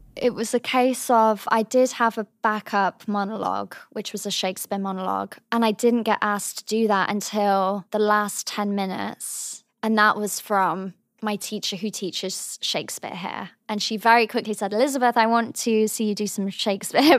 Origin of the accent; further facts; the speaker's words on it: the Cotswolds, South West England, United Kingdom; moved away as an adult; also born or lived in Cheltenham; now in New York, United States; I was born in Cheltenham, but I come from a very small town in the Cotswolds